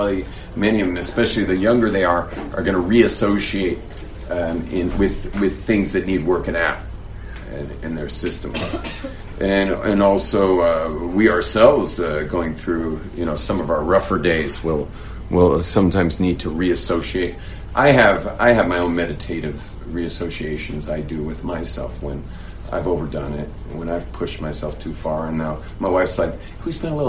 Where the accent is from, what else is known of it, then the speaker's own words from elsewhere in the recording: California, United States; Those are the types that I grew up with in California